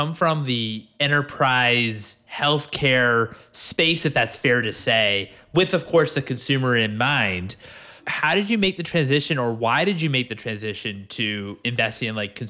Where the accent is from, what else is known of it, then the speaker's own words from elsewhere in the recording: Maryland, United States; I'm from Maryland originally